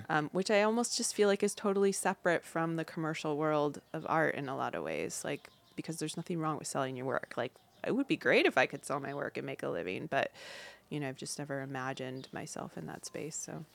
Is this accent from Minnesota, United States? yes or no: no; Upper Peninsula of Michigan, United States; moved away as an adult; also born or lived in Claremont, California; now in California, United States; I grew up in the Upper Peninsula of Michigan